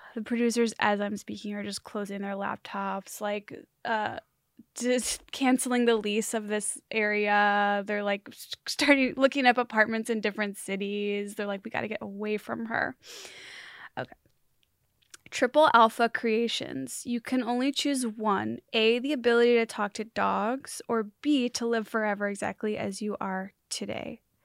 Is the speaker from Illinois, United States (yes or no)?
yes; Chicagoland, Illinois, United States; born or raised there; moved away